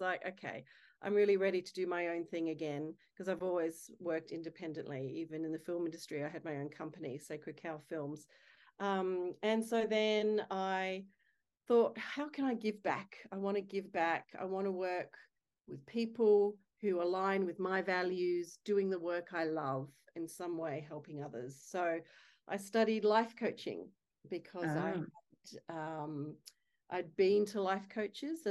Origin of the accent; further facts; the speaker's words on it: Adelaide, South Australia, Australia; moved away as an adult; now in Sydney, Australia; I live in gorgeous Sydney, Australia, and married to my beautiful soulmate husband, Kerry Furlong. And I am originally from Adelaide